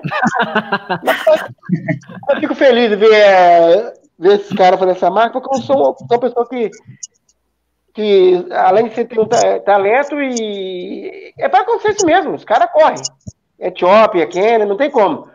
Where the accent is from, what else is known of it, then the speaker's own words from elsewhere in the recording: Descoberto, Minas Gerais, Brazil; lá na minha cidade de descoberto